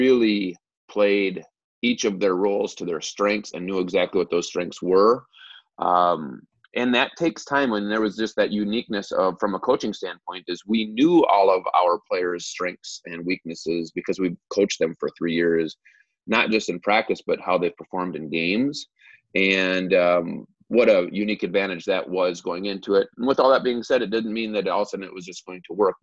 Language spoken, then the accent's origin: English; Cannon Falls, Minnesota, United States; also born or lived in Chaska / Watertown / Eden Prairie; I grew up in Cannon Falls